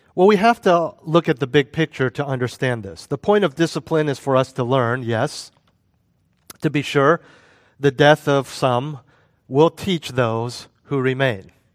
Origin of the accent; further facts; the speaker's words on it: United States; moved away; also born or lived in Europe; When I was living as an American expatriate in Europe